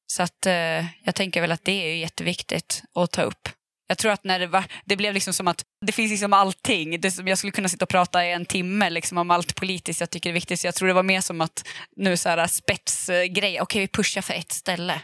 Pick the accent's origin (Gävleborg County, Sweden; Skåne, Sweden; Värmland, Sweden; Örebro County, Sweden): Gävleborg County, Sweden; Gävle; jag är uppvuxen i Gävle